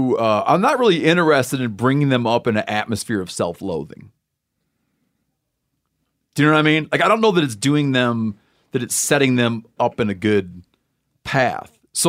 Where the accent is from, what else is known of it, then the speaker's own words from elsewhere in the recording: Michigan, United States; Where I grew up in Muskegon County Michigan.